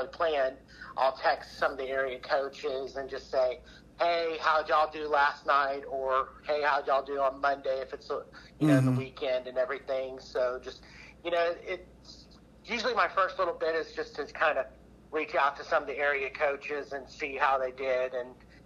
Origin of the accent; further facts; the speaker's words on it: Texas, United States; now in Oklahoma, United States; I'm originally from Texas. So, hailed from there